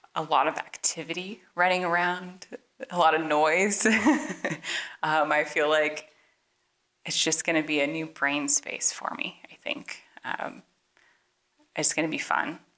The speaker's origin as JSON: {"language": "English", "town": "Portland", "region": "Oregon", "country": "United States", "moved": "as an adult", "lives_now": "Kansas, United States", "said": "we are from Portland, Oregon originally"}